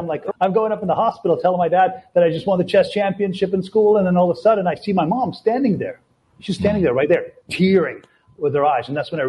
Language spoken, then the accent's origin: English; Latvia; now in Canada; We came from Latvia, right? So when we immigrated to Canada, she was working nonstop.